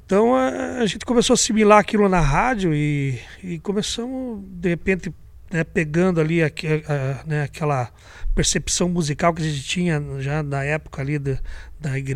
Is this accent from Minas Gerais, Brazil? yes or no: no; Irati, Paraná, Brazil; also born or lived in Curitiba; se mudamos né, para Irati. Nós nascemos em Curitiba e meu pai, como é de Irati, ele voltou para Irati para montar o posto de gasolina lá. Né? Então é, ele montou um posto e, na verdade, é na cidade de Guabirim, é um distrito de Irati.